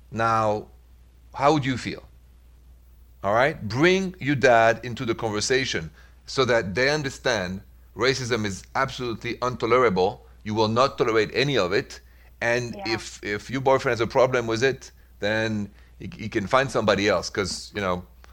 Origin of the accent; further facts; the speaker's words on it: France; accent: thick accent; English is a second language; moved away as an adult; also born or lived in Midwest, United States; now in United States; Because that's where I'm from originally. But I've been here 22 years